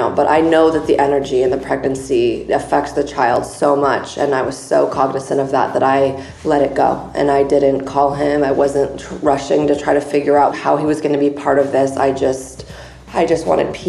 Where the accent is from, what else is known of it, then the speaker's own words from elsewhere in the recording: San Diego, California, United States; moved away as an adult; also born or lived in Chicago; I'm originally from San Diego, which is where I am today, but I lived in Chicago for 10 years